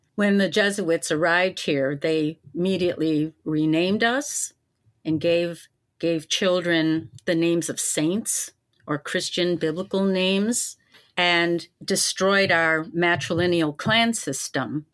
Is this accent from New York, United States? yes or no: yes; Syracuse, New York, United States; Growing up in Syracuse, I, I was raised in the educational system